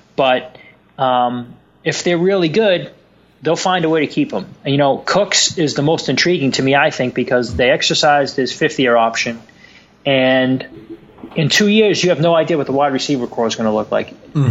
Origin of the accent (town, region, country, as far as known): Boston, Massachusetts, United States; accent: Boston